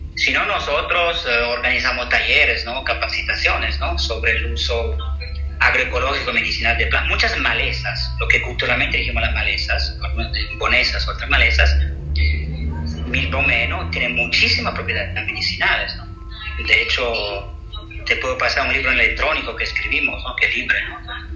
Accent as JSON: {"language": "Spanish", "region": "Southern Italy", "country": "Italy", "second_language": "Spanish", "moved": "yes", "said": "yo soy de europea, del sur del Mediterráneo, del sur de Italia"}